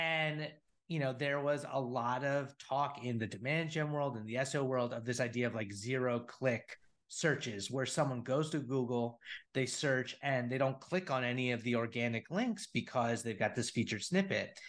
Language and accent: English; New Jersey, United States; moved away as an adult; also born or lived in San Francisco; I'm a Northeast guy, grown, born and raised in Jersey